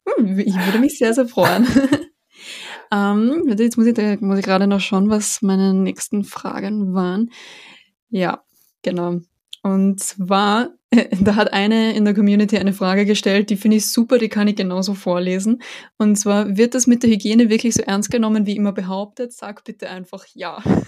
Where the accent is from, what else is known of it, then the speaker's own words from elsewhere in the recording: Austria; für mich als Österreicherin